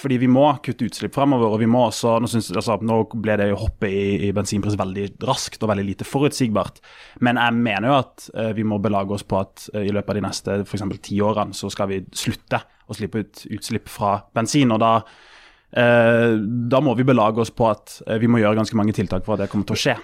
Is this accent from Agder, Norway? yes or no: yes; Kristiansand, Agder, Norway; Jeg er fra Kristiansand